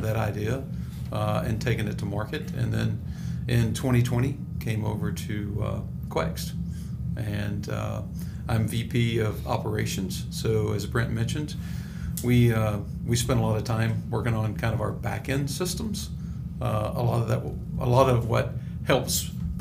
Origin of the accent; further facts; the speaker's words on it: Northeast Texas, United States; I came from Northeast Texas to Texas Tech University